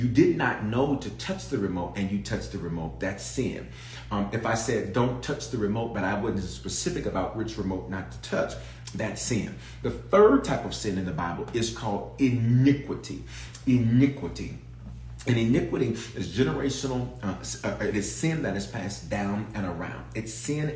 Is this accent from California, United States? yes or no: no; Memphis, Tennessee, United States; accent: southern; moved away; also born or lived in Denver, Colorado; I was born in Denver, reared in Memphis. So that's why I claim the South. And so my southern accent will come out every now and then